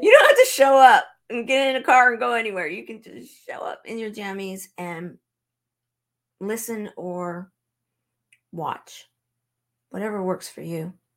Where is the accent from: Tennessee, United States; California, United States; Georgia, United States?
California, United States; Southern; now in Branson, Missouri, United States; I'm originally from Southern California